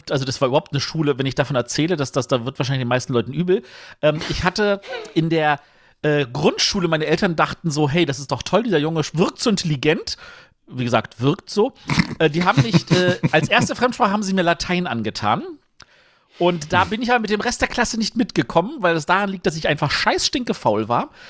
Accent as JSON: {"language": "German", "region": "Berlin", "country": "Germany", "said": "Hallöchen … ich komme aus Berlin. Ich versuche mal den Osten äh, abzudecken, auch wenn ich natürlich aus West-Berlin komme"}